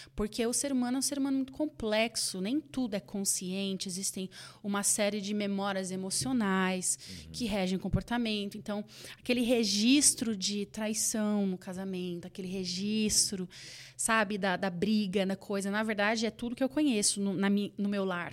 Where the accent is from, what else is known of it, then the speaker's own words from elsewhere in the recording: Campinas, São Paulo, Brazil; now in Dallas, United States; E nós estávamos ali em Campinas, onde, é, da onde eu sou